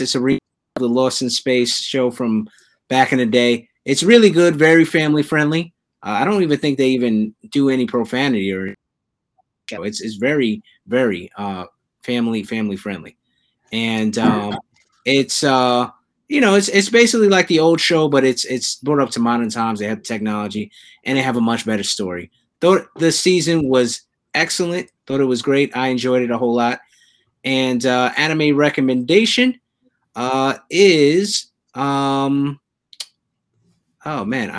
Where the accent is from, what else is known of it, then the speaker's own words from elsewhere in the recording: New York City, New York, United States; it takes place in my hometown